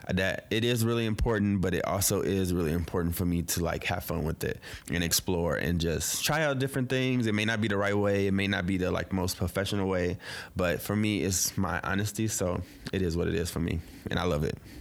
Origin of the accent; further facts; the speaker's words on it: St. Louis, Missouri, United States; now in Brooklyn, United States; I'm originally from Saint Louis, but I live in B K